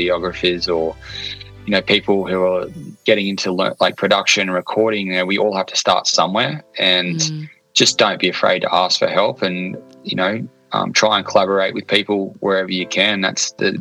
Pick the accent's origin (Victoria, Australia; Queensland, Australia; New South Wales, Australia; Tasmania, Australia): New South Wales, Australia; Port Macquarie; I'm a creative from Port Macquarie, New South Wales.